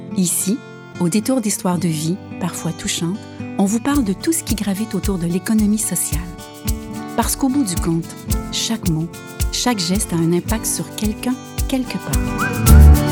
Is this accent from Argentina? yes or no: yes; Argentina; French is a second language; moved away as an adult; now in Canada; je viens de l'Argentine